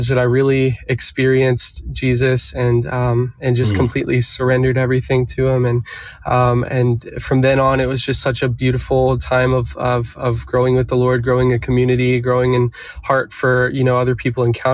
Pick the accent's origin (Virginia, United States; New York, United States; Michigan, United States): Virginia, United States; Eastern Shore of; now in Nashville, United States; I grew up on the Eastern Shore of Virginia